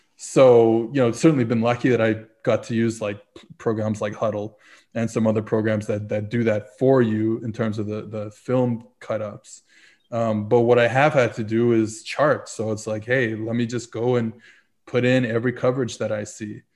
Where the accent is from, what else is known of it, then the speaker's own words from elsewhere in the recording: New Orleans, Louisiana, United States; originally I'm from, uh, I was born in New Orleans